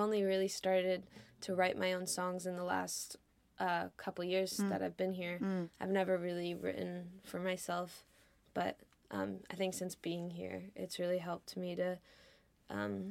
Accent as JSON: {"language": "English", "region": "California", "country": "United States", "moved": "as an adult", "lives_now": "Liverpool, United Kingdom", "said": "I'm from California and we've lived there"}